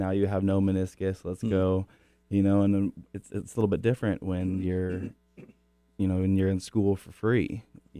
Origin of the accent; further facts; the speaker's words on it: Kirkland, Washington, United States; I grew up in Kirkland